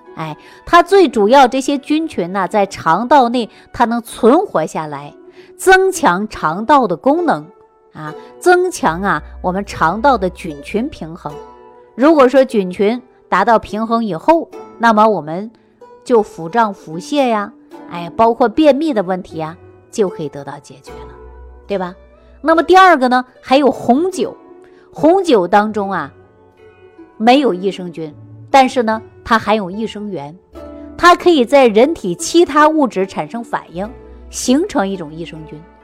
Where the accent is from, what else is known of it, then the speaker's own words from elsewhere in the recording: Sichuan, China; 我们四川人喜欢吃泡菜